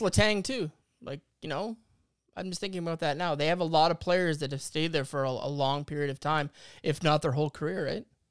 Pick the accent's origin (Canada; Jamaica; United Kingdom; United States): Canada; being a Canadian